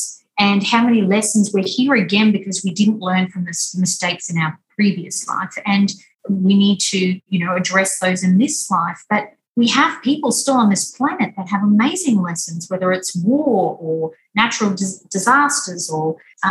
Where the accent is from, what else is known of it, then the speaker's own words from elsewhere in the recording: Weipa, Queensland, Australia; I was born and raised up in Weipa, which is above Cairns